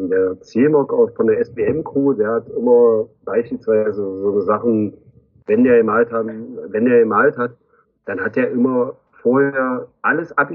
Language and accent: German; East Germany, Germany; Nein, ich komme aus Ostdeutschland.